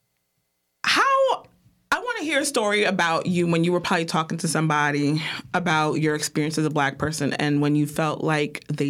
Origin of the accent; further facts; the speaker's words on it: Piscataway, New Jersey, United States; also born or lived in New York; we grew up in Piscataway, which is a suburban area in New Jersey